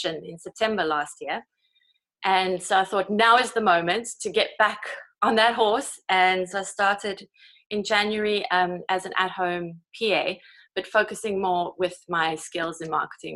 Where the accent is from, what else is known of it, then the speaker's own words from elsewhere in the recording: South Africa; moved away as an adult; now in Kent, United Kingdom; I'm originally from South Africa, South African born